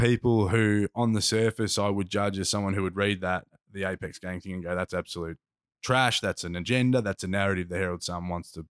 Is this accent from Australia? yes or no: yes; Box Hill, Victoria, Australia; I congregated with dudes I grew up with in Box Hill who listen to hip hop